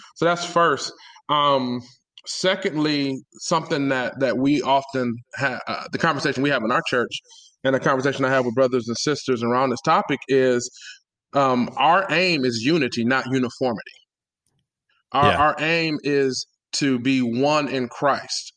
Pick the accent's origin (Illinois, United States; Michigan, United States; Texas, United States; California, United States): Michigan, United States; Detroit; I grew up in Detroit, born and raised